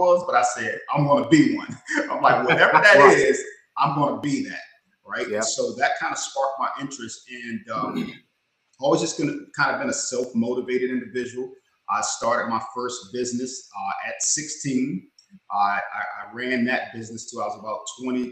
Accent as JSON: {"language": "English", "town": "Washington", "region": "District of Columbia", "country": "United States", "tie": "born or raised there", "moved": "yes", "lives_now": "Charlotte, United States", "said": "I'm in Charlotte, North Carolina, but I was born and raised in the Washington, D.C. area, what they call the DMV, district, D.C., Maryland, and Virginia."}